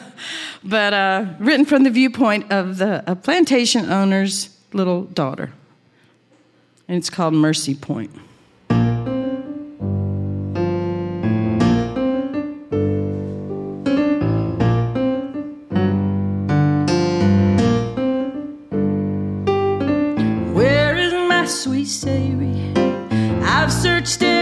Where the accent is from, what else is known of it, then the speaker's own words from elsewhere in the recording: Jackson, Mississippi, United States; moved away as an adult; also born or lived in Austin, Texas / New Orleans, Louisiana / Central Florida; now in Piedmont Triad, United States; I grew up in Jackson, Mississippi